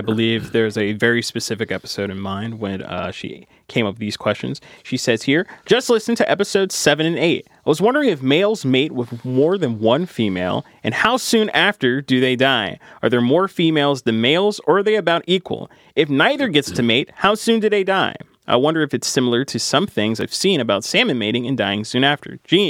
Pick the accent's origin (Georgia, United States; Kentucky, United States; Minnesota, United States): Kentucky, United States; West; moved away as an adult; growing up in West Kentucky